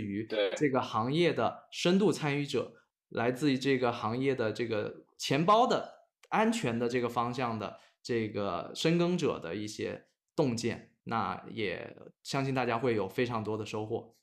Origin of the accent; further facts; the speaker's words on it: China; 我们作为中国人